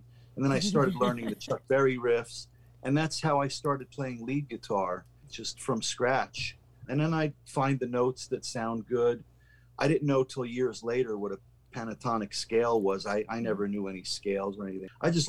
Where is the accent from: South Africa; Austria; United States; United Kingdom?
Austria; born there; my parents are Hungarian. They're immigrants from Hungary. And as a matter of fact, I was born in Austria